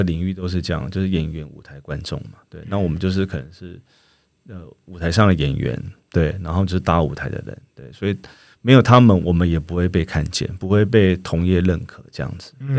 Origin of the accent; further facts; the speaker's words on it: Taiwan; 我们的民族性啦，我们的台湾的社会氛围